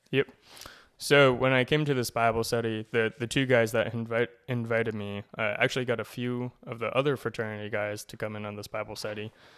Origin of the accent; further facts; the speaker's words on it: Cumberland, Rhode Island, United States; moved away as an adult; now in Connecticut, United States; I grew up in Cumberland, Rhode Island, so only about an hour from here.